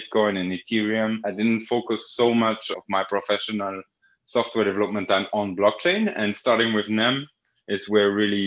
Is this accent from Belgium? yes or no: yes; Belgium; I grew up in Belgium and played football a lot